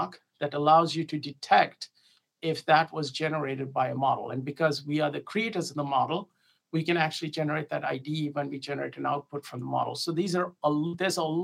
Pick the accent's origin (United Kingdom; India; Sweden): India; moved away as an adult; I grew up overseas. I grew up in India.